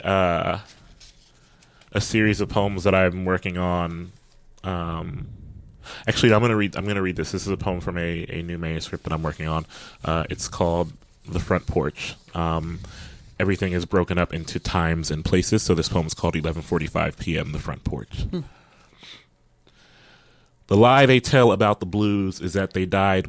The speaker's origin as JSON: {"language": "English", "town": "Columbus", "region": "Ohio", "country": "United States", "tie": "born or raised there", "said": "I'm from Columbus, Ohio, and one of my mentors is Scott Woods"}